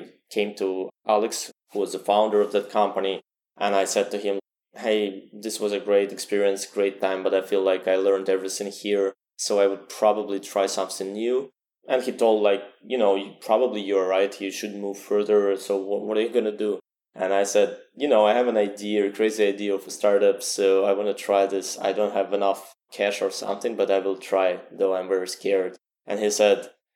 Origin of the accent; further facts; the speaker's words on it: Saint Petersburg, Russia; I was born in St. Petersburg, great city, a little bit colder